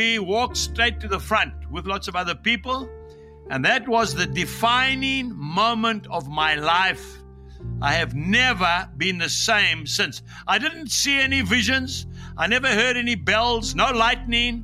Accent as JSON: {"language": "English", "country": "Zambia", "tie": "born or raised there", "also_born_or_lived": "Zimbabwe", "moved": "yes", "lives_now": "KwaZulu-Natal, South Africa", "said": "grew up in Zambia, just north of the Zambezi River."}